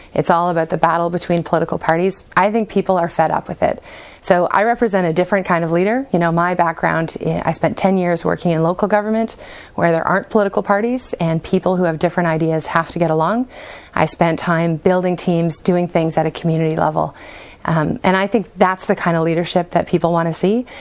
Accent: Exeter, Ontario, Canada; now in London, Canada; I grew up in Exeter

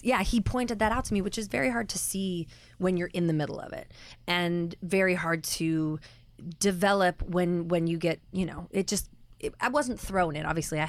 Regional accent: Pacific Northwest, United States; The Northwest, Oregon, okay. Washington.

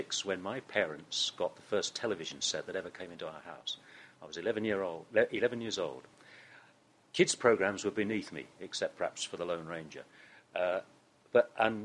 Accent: East Anglia, East of England, United Kingdom; moved away as an adult; I was born and brought up in East Anglia

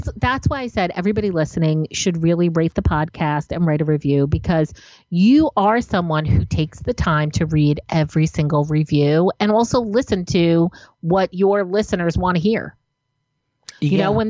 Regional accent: New Jersey, United States; I'm like a tough girl because I'm from New Jersey.

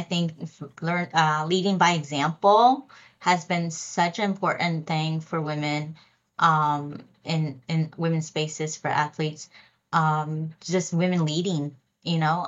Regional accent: Lancaster, Pennsylvania, United States; now in New York City, United States; I grew up in Pennsylvania in Lancaster.

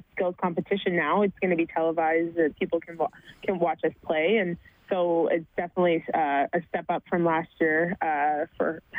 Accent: Sudbury, Ontario, Canada; moved away; I grew up in Sudbury, Ontario

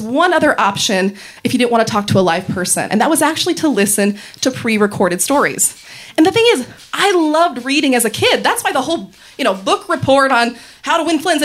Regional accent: Reno, Nevada, United States; I'm from Reno, Nevada.

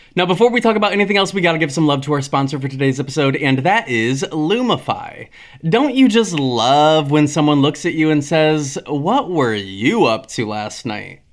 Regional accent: Michigan, United States; moved away; one of our good friends, Tessa Kanene, um, who we grew up with back in Michigan

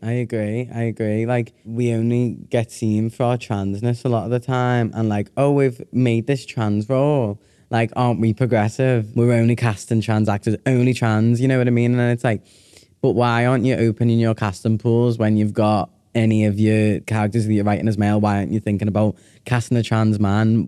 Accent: Liverpool, North West England, United Kingdom; I'm from Liverpool

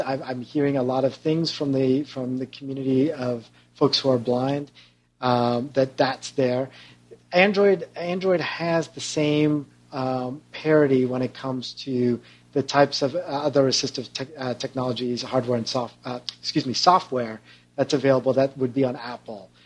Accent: Canada; also born or lived in Toronto; now in San Francisco Bay Area, United States; I'm also a proud Canadian.

